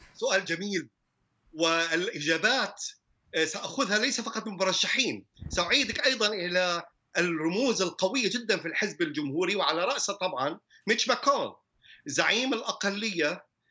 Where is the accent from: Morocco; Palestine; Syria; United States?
United States; انا كامريكي من اصل عربي